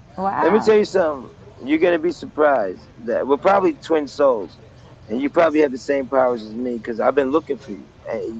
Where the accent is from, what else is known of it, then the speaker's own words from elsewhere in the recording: New York, United States; I'm from New York